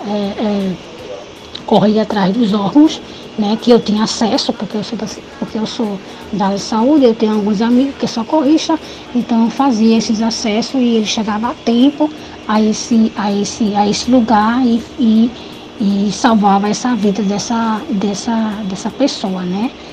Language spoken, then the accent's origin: Portuguese; Recife, Pernambuco, Brazil; now in Olinda, Brazil; nasci em Recife, mas quando adolescente fui morar em Olinda até a data de hoje